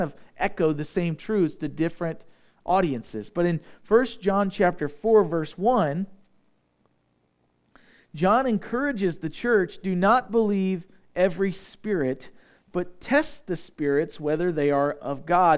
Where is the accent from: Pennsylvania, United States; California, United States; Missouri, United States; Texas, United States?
Missouri, United States; Southeast; I'm from Southeast Missouri